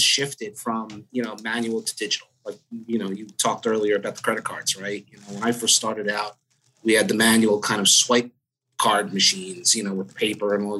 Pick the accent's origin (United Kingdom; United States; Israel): United States; New Jersey; I grew up in Jersey